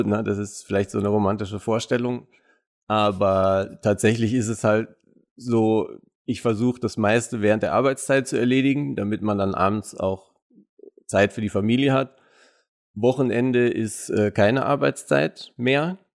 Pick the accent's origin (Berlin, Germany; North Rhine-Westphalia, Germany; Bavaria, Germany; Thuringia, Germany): Bavaria, Germany; Munich; Ich bin ja, wie gesagt, in München geboren und aufgewachsen